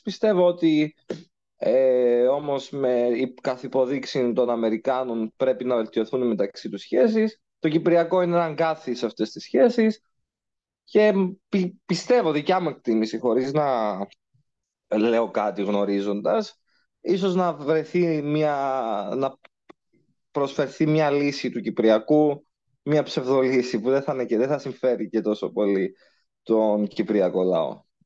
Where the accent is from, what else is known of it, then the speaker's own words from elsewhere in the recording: Cyprus; εγώ προσωπικά ως Ελληνοκύπριος